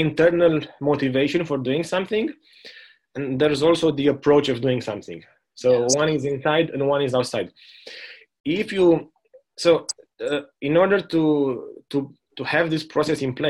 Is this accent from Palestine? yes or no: no; Romania; moved away as an adult; also born or lived in Germany; now in New Zealand; growing up in Romania